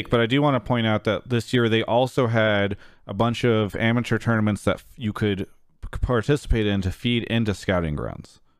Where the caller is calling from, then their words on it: Vancouver, British Columbia, Canada; Uh, well, yeah, I am calling from Canada, Vancouver, Canada.